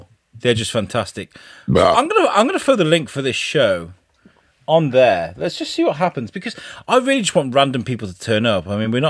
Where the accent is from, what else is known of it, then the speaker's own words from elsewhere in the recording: Sunderland, North East England, United Kingdom; I'm fucking from Sunderland